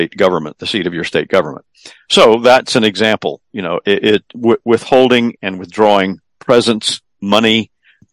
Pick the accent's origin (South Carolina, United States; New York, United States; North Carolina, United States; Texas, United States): South Carolina, United States; here in my home state of South Carolina